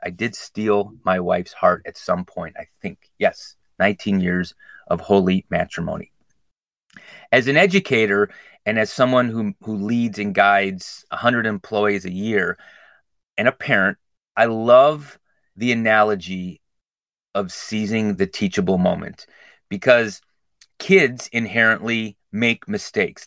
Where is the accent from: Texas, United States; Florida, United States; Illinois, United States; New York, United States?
Illinois, United States; Glenview; I grew up in Glenview, went to Washington School District 63